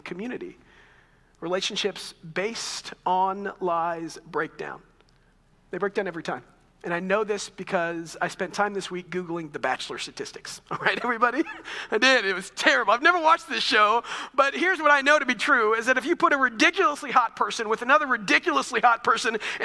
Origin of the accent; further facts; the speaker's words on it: Texas, United States; moved away as an adult; also born or lived in Chicago; in my year of Texas history